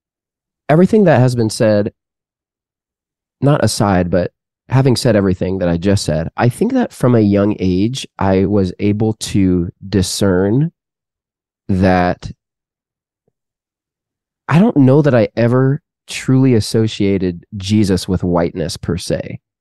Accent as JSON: {"language": "English", "country": "Canada", "tie": "born or raised there", "said": "my parents had grown up in Canada, and then I was born in Canada."}